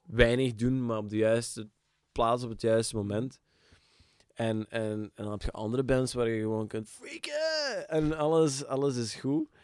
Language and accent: Dutch; Limburg, Flanders, Belgium; We zijn Limburgers uh geworden. Uh, ik ben altijd geweest